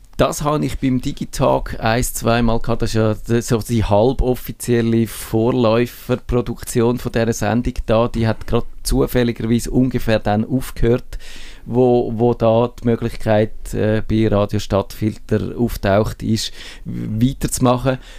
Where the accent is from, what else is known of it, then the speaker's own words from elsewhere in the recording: Switzerland; wir Schweizer